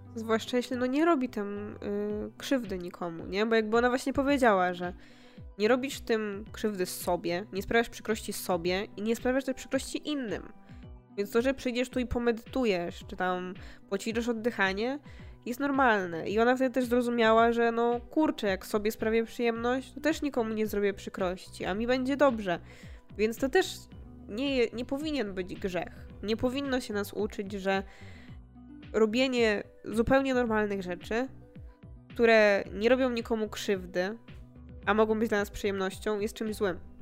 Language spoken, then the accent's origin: Polish; Poland